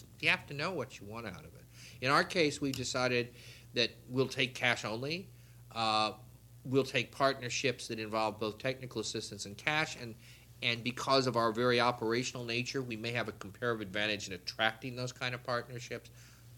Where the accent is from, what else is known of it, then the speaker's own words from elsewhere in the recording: United States; there are jobs that I know I cannot apply for as an American